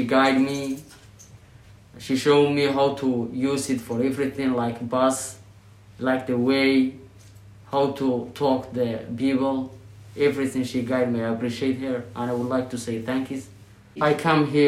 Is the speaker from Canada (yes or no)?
no; Somalia; English is a second language; moved away as an adult; now in Buffalo, United States; I am from Somalia, Kalkai